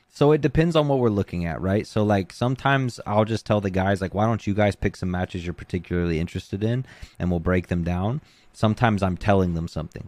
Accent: Gulf Shores, Alabama, United States; moved away; I'm originally from Gulf Shores, Alabama, which is an island at the bottom of Alabama

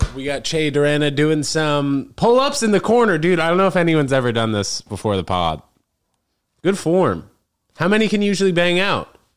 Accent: New York, United States; born and raised in New York

